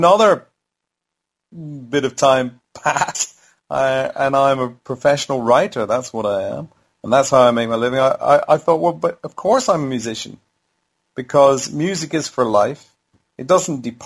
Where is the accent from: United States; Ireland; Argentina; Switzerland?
Ireland; Howth, Leinster; I grew up in Howth in Ireland